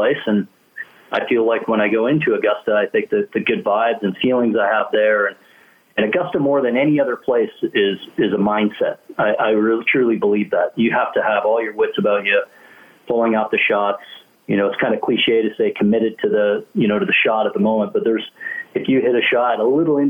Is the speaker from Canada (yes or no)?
yes; Canada; as a kid growing up in Canada